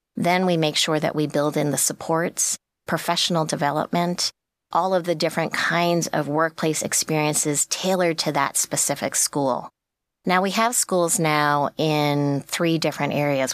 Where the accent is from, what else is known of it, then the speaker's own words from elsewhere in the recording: New York, United States; I'm from New York